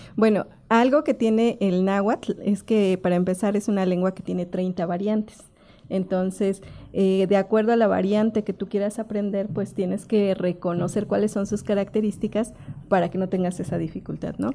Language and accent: Spanish; Cuautlancingo, Puebla, Mexico; Yo soy de la localidad de Cuautlancingo